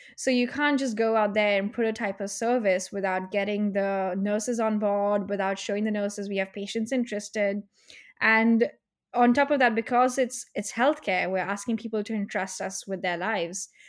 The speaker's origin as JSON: {"language": "English", "country": "India", "moved": "yes", "lives_now": "United Kingdom", "said": "I'm from India"}